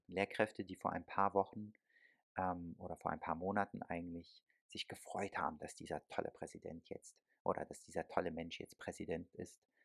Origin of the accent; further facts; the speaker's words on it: Germany; ich bin selber aber in Deutschland aufgewachsen und geboren